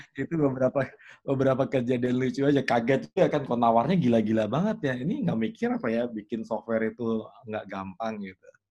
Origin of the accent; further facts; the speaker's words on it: Yogyakarta, Special Region of Yogyakarta, Indonesia; Aku ini orang yang lahir besar di Jogja